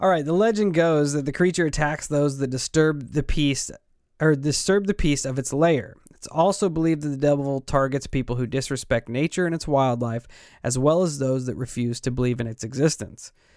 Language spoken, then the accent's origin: English; Illinois, United States; we're from Illinois and we have all of our local support here